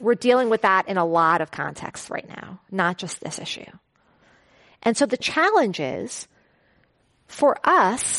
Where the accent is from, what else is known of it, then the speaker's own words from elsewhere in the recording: New York City, New York, United States; moved away as an adult; also born or lived in Silicon Valley; growing up in Flushing, Queens